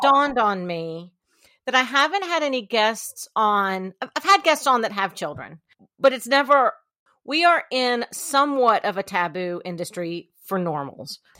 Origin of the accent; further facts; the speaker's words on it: Columbia, South Carolina, United States; I am from Columbia, South Carolina